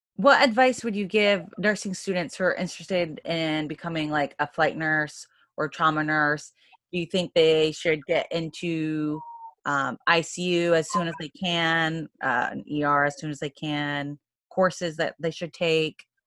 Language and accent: English; Maine, United States; in Maine, I'm from Maine